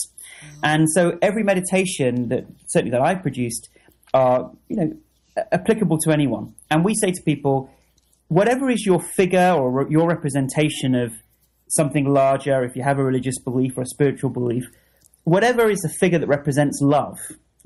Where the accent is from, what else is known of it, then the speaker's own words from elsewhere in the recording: United Kingdom; as a Brit